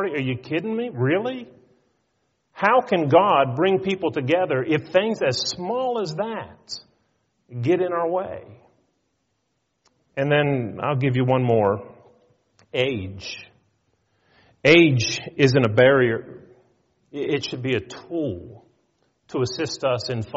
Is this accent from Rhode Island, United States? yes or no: no; north of Pittsburgh, Pennsylvania, United States; We lived north of Pittsburgh